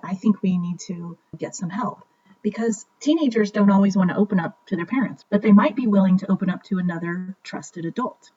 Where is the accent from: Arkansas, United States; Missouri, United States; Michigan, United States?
Missouri, United States; Kansas City; also born or lived in New York City; I was born and raised in Kansas City, Missouri